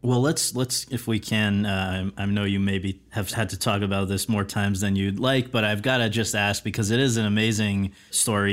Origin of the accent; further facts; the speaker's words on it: Woodbridge, Connecticut, United States; moved away; my hometown of Woodbridge, Connecticut